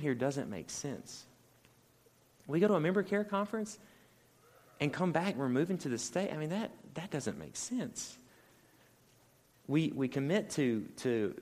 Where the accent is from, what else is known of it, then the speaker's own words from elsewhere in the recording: Mississippi Delta, United States; I'm from the Delta